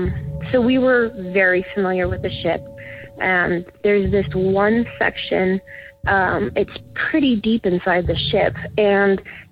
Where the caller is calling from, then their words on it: Burbank, California, United States; I'm calling from Burbank, California.